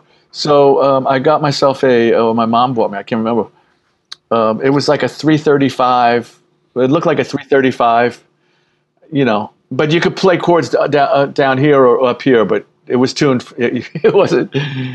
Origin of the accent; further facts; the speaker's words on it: New York City, New York, United States; also born or lived in Queens; So I grew up in the Bronx and then I moved to Queens when I was like 13